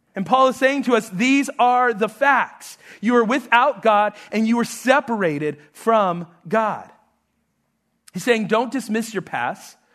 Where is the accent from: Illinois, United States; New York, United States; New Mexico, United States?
New Mexico, United States; moved away; I'm, I'm from New Mexico